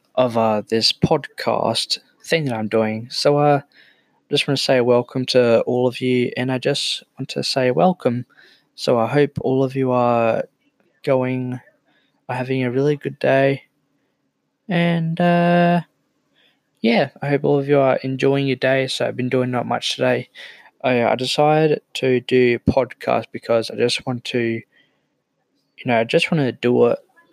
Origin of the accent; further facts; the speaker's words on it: South Australia, Australia; I'm from South Australia